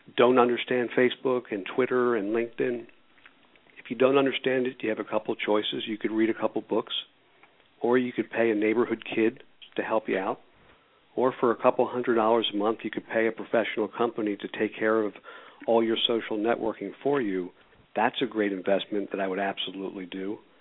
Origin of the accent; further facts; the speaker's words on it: Philadelphia, Pennsylvania, United States; I was born and raised in Philadelphia.